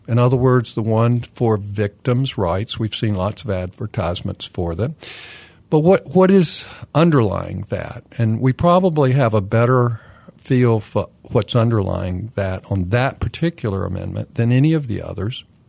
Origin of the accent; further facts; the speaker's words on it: Kannapolis, North Carolina, United States; now in Raleigh, United States; My hometown is Kannapolis, North Carolina